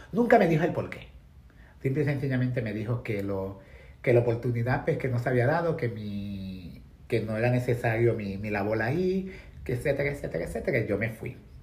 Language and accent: Spanish; Puerto Rico; moved away as an adult; now in New York, United States; soy puertorriqueña, nací en la década de los 70